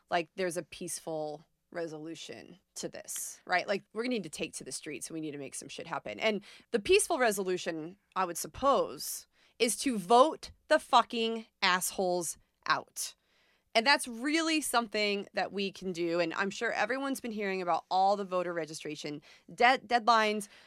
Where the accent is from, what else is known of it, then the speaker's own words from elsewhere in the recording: New York, United States; moved away; I'm from New York originally